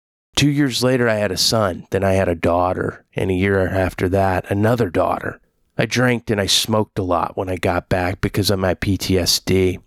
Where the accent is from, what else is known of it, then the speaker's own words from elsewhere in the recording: Oklahoma, United States; born there; also born or lived in Kansas / Texas; I was born in Oki, but not from Muskogee.